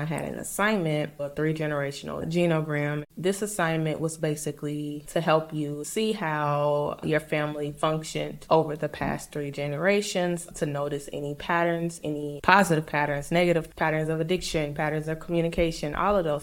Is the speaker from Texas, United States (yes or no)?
no; St. Louis, Missouri, United States; moved away; also born or lived in Mississippi; I grew up in St. Louis